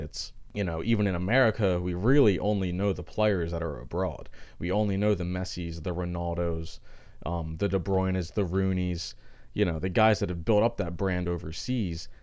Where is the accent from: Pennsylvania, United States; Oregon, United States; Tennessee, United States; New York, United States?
Pennsylvania, United States; Philadelphia; I'm from Philadelphia